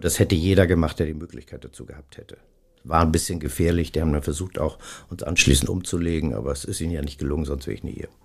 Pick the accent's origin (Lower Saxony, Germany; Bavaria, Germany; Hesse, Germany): Lower Saxony, Germany; Stade; moved away as an adult; now in Hamburg, Germany; ich komme zwar, wie gesagt, aus Stade